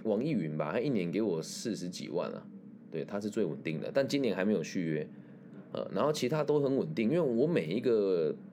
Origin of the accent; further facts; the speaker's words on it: Taiwan; 像我们台湾这边